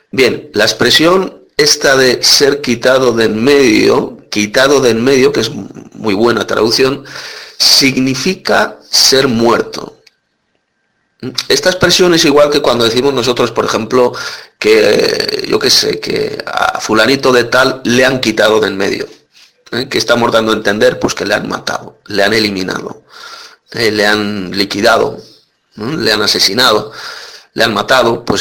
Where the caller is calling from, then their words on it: Madrid, Community of Madrid, Spain; Hola hermano … de Madrid, España.